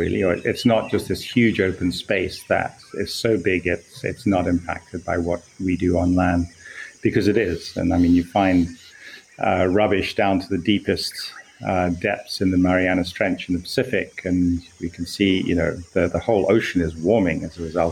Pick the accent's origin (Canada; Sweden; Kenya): Kenya; as a Kenyan, I went into ocean science of coral reefs